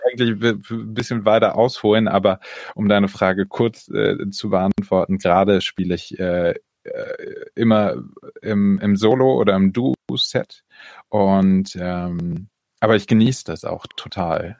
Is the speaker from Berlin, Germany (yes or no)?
yes; Berlin, Germany; also born or lived in near Hamburg; now in Ludwigsburg, Germany; bin aber geboren in der Nähe von Hamburg und aufgewachsen am Stadtrand Berlin